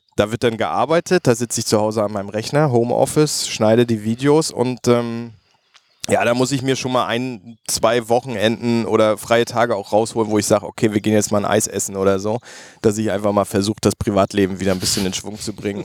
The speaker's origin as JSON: {"language": "German", "region": "Mecklenburg-Vorpommern", "country": "Germany", "said": "Ich bin ja Mecklenburger"}